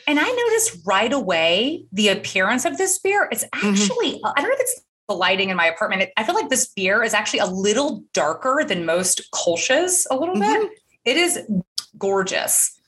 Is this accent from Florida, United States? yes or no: no; Atlanta, Georgia, United States; moved away as an adult; also born or lived in Nashville / New York; now in Chattanooga, United States; a Southern girl I'm born and raised in Atlanta, Georgia